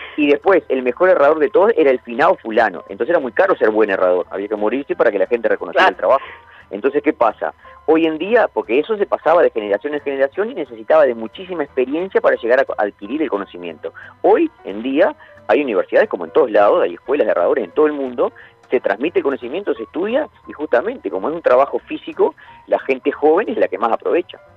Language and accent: Spanish; Montevideo, Uruguay; also born or lived in Santa Clara de Olimar, Treinta y Tres, Uruguay; yo me crié en Montevideo, por más que soy de Santa Clara de Olimar, de 33